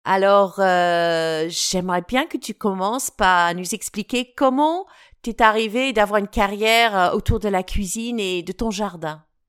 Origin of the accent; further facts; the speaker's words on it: United Kingdom; French is a second language; also born or lived in Alsace; now in France; mon pays d'origine